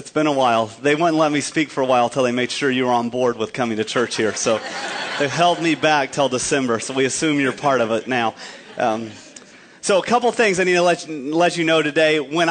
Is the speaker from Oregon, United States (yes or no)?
no; New Mexico, United States; moved away; growing up in New Mexico, we bordered two states that were important, Texas and Colorado. We also bordered Arizona